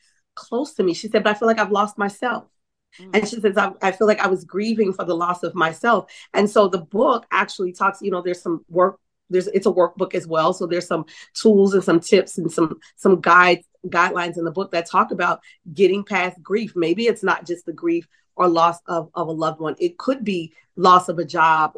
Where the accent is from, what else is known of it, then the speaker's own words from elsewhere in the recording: New Orleans, Louisiana, United States; I'm from New Orleans.